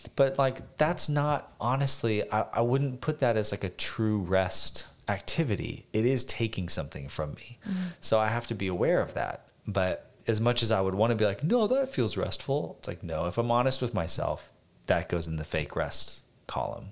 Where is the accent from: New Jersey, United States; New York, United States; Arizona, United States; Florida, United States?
Arizona, United States; Phoenix; moved away as an adult; growing up in Phoenix